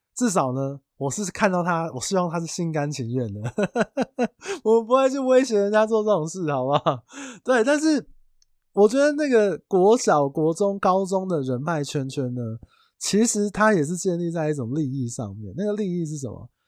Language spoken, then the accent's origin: Chinese; Tainan, Taiwan; 因为我是台南人